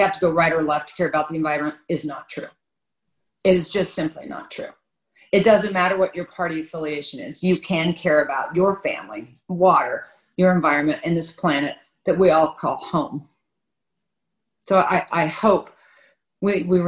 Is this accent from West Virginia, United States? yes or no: no; Kansas, United States; I was born and raised in Kansas by a Republican father